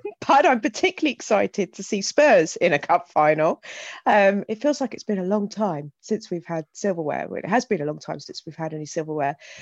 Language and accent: English; Hythe, South East England, United Kingdom; I grew up in Hythe